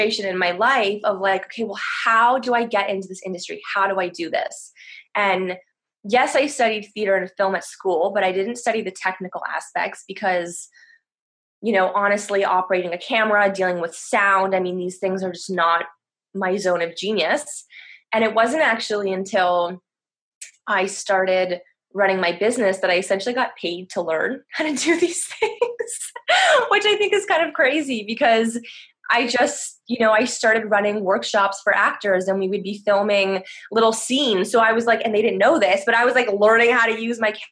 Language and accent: English; Toronto, Ontario, Canada; moved away as an adult; now in France; I'm originally from Toronto